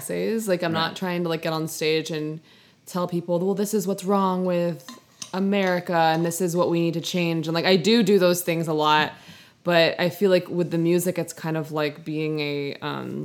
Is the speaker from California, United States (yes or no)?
no; New York City, New York, United States; now in Long Beach, United States; I grew up in New York City